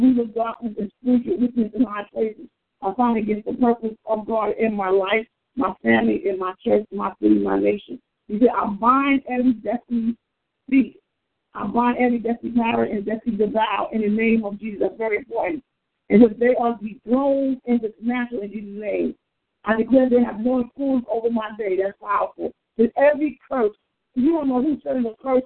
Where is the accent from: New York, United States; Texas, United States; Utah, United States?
New York, United States; New York City; We grew up together in Queens, New York.